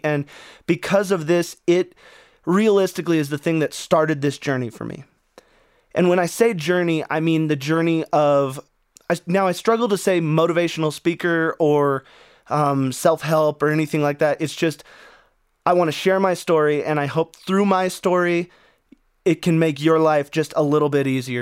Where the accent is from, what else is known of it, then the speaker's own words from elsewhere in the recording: Wyoming, United States; also born or lived in Arizona / Phoenix, Arizona; now in Colorado, United States; I grew up in Wyoming